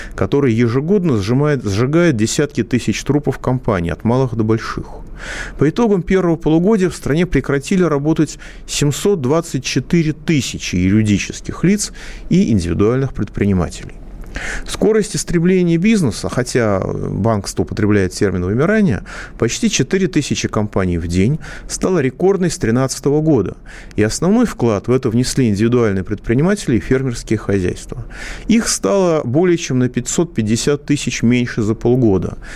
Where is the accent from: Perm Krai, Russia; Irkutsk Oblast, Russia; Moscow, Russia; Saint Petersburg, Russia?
Moscow, Russia; я, как москвич